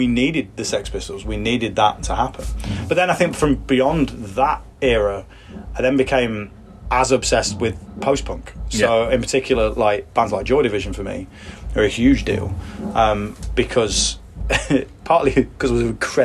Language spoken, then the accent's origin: English; Leicester, East Midlands, United Kingdom; Leicester, which is my hometown